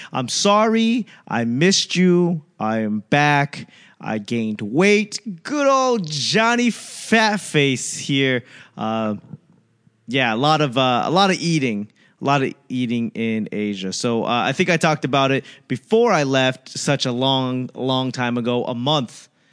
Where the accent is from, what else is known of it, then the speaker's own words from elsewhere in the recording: United States; as an American